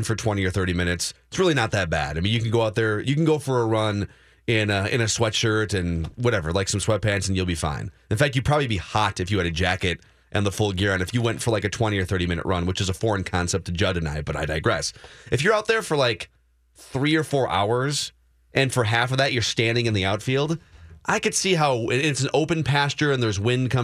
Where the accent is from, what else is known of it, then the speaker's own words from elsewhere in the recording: Minnesota, United States; we're from Minnesota